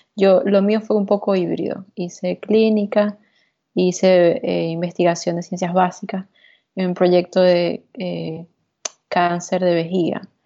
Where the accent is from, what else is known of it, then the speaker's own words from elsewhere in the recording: Venezuela; moved away as an adult; also born or lived in Texas; now in New York, United States; la experiencia que vivía en Venezuela, la experiencia que vivía en mi país